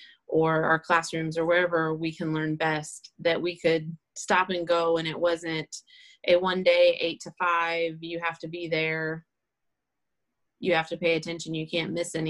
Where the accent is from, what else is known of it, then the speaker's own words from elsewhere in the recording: Indiana, United States; I am from Indiana. I teach at Carroll Junior Senior High School, which is in Flora